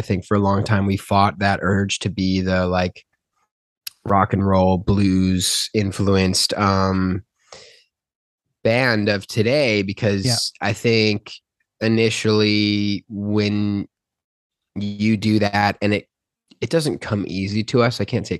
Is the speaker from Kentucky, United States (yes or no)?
no; Albany, New York, United States; Albany, New York.